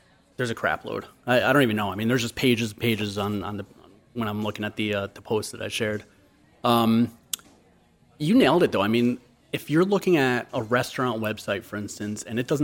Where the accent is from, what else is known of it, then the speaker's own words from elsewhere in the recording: Stamford, Connecticut, United States; I'm born and raised in Stanford